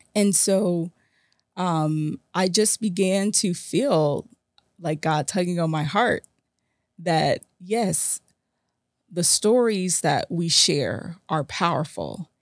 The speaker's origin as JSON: {"language": "English", "region": "South Florida", "country": "United States", "tie": "born or raised there", "said": "South Florida is my hometown"}